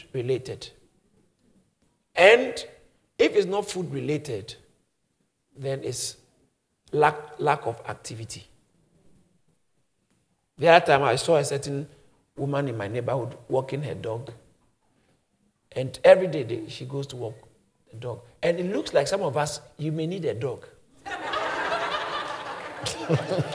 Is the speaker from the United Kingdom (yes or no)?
no; Ghana; moved away; Because I grew up in Ghana